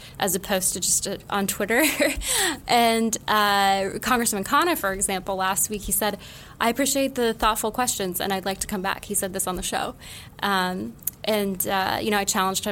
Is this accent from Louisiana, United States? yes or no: no; Utah, United States; now in New York City, United States; being from Utah, but living in other parts of the state as a Mormon